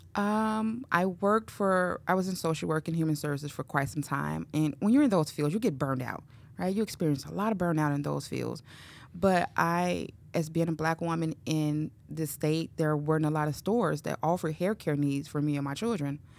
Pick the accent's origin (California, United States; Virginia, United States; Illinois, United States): Illinois, United States; Chicago; moved away as an adult; now in Cedar Rapids, United States; I grew up in Chicago, um, on the west side of Chicago, to be specific. Um, was there all my life